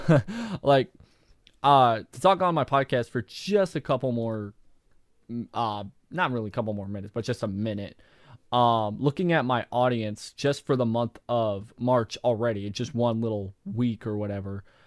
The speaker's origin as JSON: {"language": "English", "country": "United States", "tie": "born or raised there", "said": "I am an American. I've been living in the United States my entire life"}